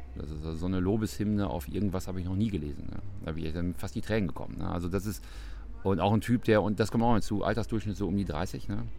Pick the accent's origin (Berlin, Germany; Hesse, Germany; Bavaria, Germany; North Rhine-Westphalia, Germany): Bavaria, Germany; Munich; now in Münster, Germany; ich bin ja gebürtiger Münchner